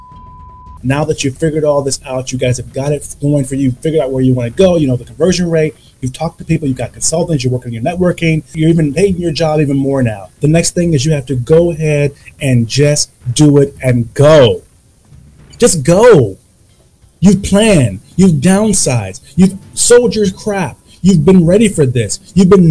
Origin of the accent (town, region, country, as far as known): United States; moved away